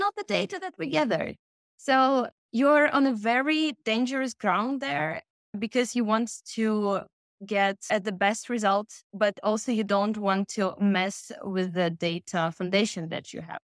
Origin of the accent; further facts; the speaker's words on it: Ukraine; moved away as an adult; also born or lived in Russia / Kyiv, Ukraine; now in Germany; born in Russia most of my childhood and adolescent years I spent in Ukraine, and I started my education there